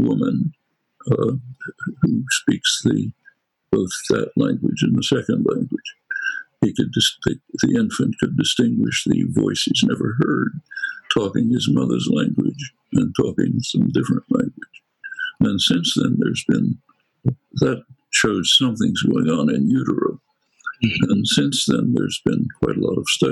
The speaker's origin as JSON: {"language": "English", "town": "Philadelphia", "region": "Pennsylvania", "country": "United States", "accent": "Northeast Philadelphia", "said": "a good dialectician could figure out quickly that I come from Northeast Philadelphia, not from the Ukraine"}